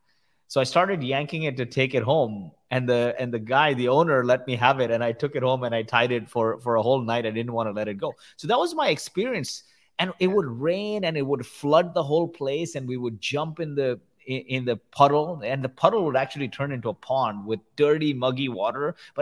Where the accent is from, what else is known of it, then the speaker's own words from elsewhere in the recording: India; also born or lived in Kuwait; but I grew up in the slums of India. And I was born in Kuwait. My parents are from India. They happened to go to Kuwait.